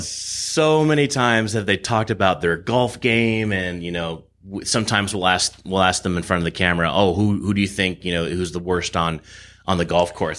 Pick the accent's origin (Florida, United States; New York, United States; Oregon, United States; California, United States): California, United States; Irvine; also born or lived in Los Angeles, California; now in Coachella Valley, United States; I grew up in Irvine. S, uh, lived there until I was twenty-one, then I moved to L A to go to film school